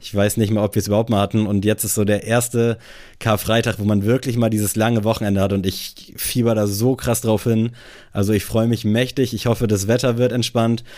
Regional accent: Buxtehude, Lower Saxony, Germany; moved away; bei uns in Buxtehude

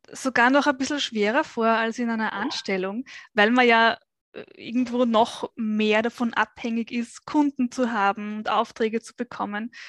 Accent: Vienna, Austria; Ich bin geboren und aufgewachsen in Wien.

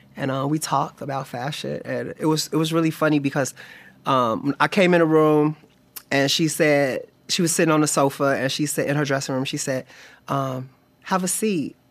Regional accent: Chicago, Illinois, United States; moved away; I'm from Chicago

